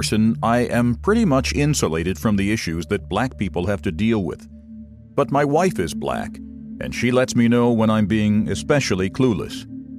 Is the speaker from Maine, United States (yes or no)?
yes; Maine, United States; also born or lived in the South; now in Washington, D.C., United States; I'm white, 62, and I live in the D.C. area. I was born and raised in Maine, at that time and today, the whitest state in the nation.